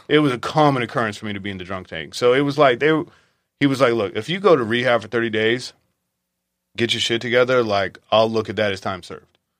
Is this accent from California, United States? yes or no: yes; Visalia, California, United States; I was raised in Visalia